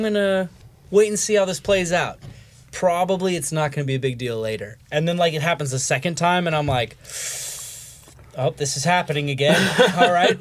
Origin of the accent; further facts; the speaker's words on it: Southern California, United States; moved away as an adult; now in Nashville, United States; we're both from Southern California, mm-hmm. and I moved here seven years ago